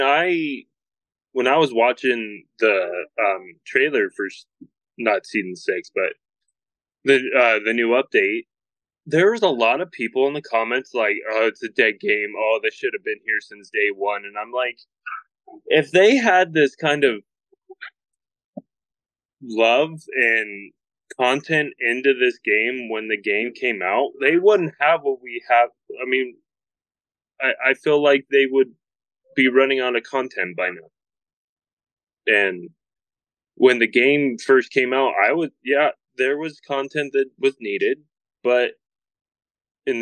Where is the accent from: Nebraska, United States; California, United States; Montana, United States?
Montana, United States; Growing up here in Montana